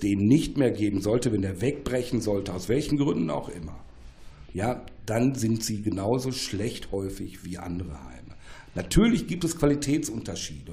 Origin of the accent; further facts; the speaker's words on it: Ruhr area, North Rhine-Westphalia, Germany; Ich komme aus dem Ruhrgebiet